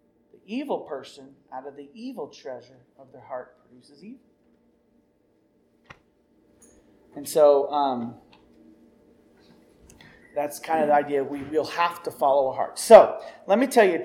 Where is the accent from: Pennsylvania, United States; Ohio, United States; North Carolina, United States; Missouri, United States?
Missouri, United States; moved away as an adult; also born or lived in Riverside, California; I came from Beaver Cleaverville, guys, Missouri. My family life was good.